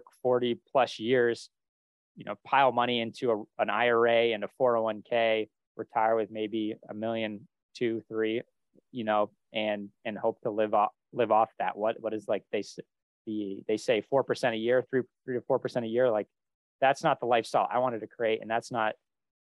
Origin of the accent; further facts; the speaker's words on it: Vermont, United States; moved away; also born or lived in Boston; I grew up in a small town in Vermont